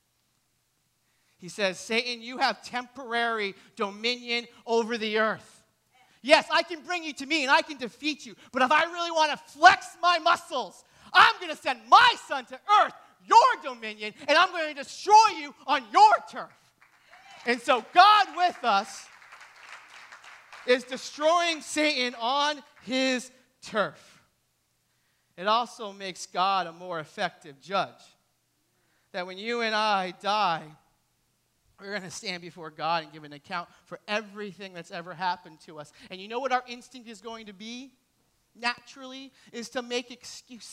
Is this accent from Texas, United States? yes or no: no; New Hampshire, United States; I grew up in New Hampshire.